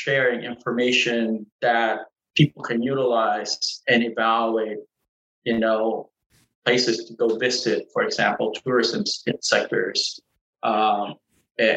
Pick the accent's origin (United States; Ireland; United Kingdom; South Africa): United States; Norfolk, Virginia; growing up in Norfolk, Virginia